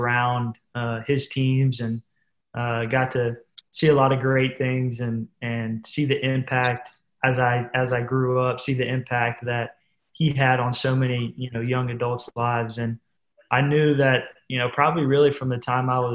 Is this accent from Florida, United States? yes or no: yes; Pensacola, Florida, United States; my hometown of Pensacola